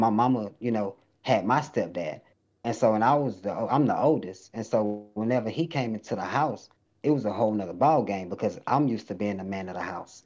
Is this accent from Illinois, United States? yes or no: no; Lufkin, Texas, United States; also born or lived in Webster, Texas; I was fresh from Lufkin, country boy in the city